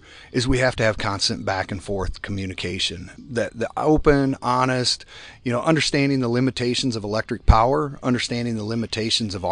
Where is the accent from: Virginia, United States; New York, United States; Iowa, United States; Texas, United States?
Iowa, United States; I am from Iowa